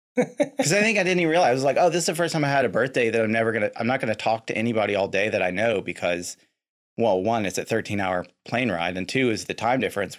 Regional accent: Lexington, Kentucky, United States; born and raised in Lexington, Kentucky

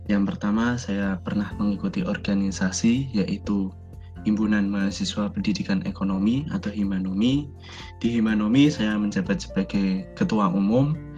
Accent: Pekalongan, Central Java, Indonesia; asal saya dari Pekalongan, saya alumni Universitas PGRI Semarang

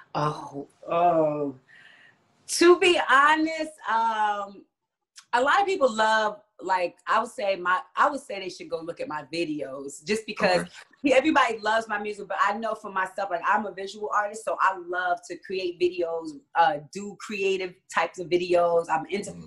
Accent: Jersey City, New Jersey, United States; moved away as an adult; also born or lived in Hawaii / New York; now in Atlanta, United States; I was born in Hawaii, but raised in Jersey City, New Jersey. So I'm a Jersey girl.

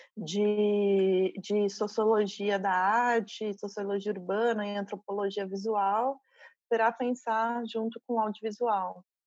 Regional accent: São José dos Campos, São Paulo, Brazil; moved away as an adult; now in Espírito Santo, Brazil; Sou de, do interior de São Paulo, morei 20 anos em São Paulo e agora há dois anos eu estou no Espírito Santo

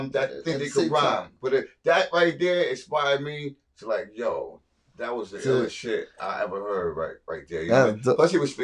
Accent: Paterson, New Jersey, United States; I'm from Jersey, New Jersey, baby. Patterson, get it right.

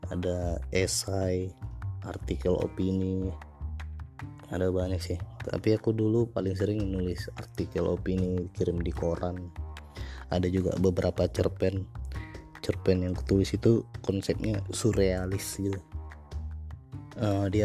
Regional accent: North Sumatra, Indonesia; first language Batak; Indonesian is a second language; dialek dialekku dalam ngomong itu itu lebih ke bahasa Indonesia baku dan bahasa asliku bahasa orang Batak ya kurang nyaman mungkin di telinga pendengar

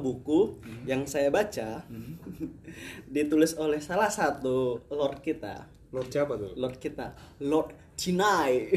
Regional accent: Batam, Riau Islands, Indonesia; Batam sih rumah kita

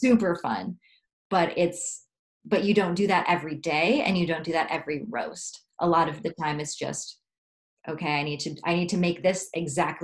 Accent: United States; I'm from the United States

